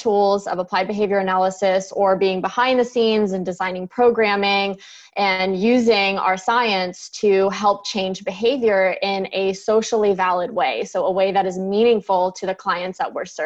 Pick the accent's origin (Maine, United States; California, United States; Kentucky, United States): California, United States; San Francisco Bay Area; moved away as an adult; now in Alabama, United States; I'm originally from the San Francisco Bay Area, and I lived there for 27 years